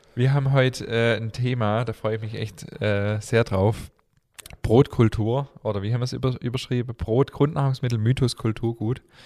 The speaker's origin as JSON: {"language": "German", "town": "Stuttgart", "region": "Baden-Württemberg", "country": "Germany", "tie": "born or raised there", "also_born_or_lived": "Remstal", "said": "ich bin tatsächlich in Stuttgart geboren."}